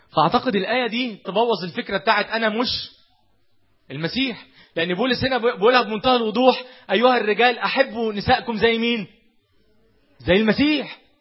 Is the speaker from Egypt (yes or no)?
yes; Egypt; احنا ما زلنا كمصريين